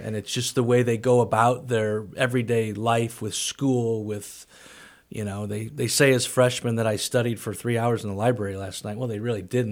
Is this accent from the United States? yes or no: yes; St. Louis, Missouri, United States; moved away as an adult; also born or lived in Springfield, Missouri; now in Danville, United States; growing up in Saint Louis